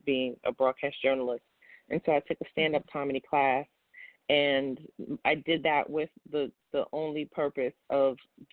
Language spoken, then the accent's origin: English; New York City, New York, United States; I'm from Brooklyn, New York